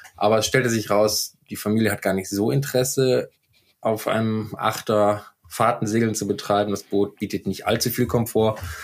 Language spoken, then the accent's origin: German; Düsseldorf, North Rhine-Westphalia, Germany; moved away as an adult; also born or lived in Rostock; ich bin gebürtiger Düsseldorfer und mich hat es 2005 an die Küste nach Rostock verschlagen